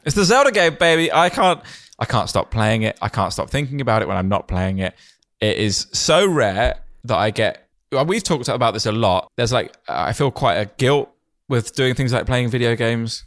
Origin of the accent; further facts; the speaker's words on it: Kent, South East England, United Kingdom; when I was growing up in Kent